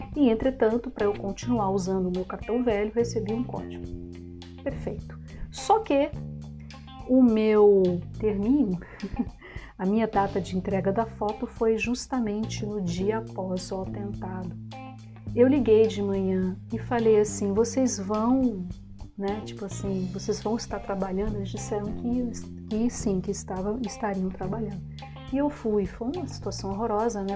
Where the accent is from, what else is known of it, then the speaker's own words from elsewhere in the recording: Brasília, Federal District, Brazil; moved away as an adult; now in Germany; sou de Brasília